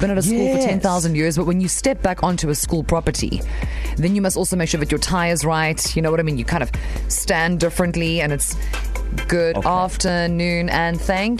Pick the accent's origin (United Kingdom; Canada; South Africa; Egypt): South Africa; Cape Town, Western Cape; also born or lived in KwaZulu-Natal; now in Durban, South Africa; it's my inner Cape Townian coming out.